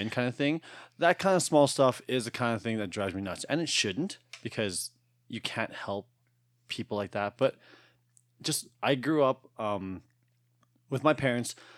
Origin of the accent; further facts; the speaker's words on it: Alberta, Canada; I was born here. I was born in Tollfield, Alberta.